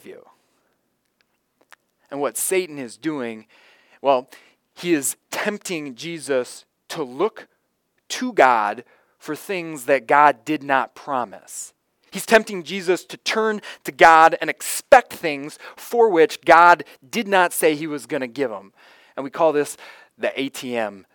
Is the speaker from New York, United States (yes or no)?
no; Florida, United States; a little boy growing up in Florida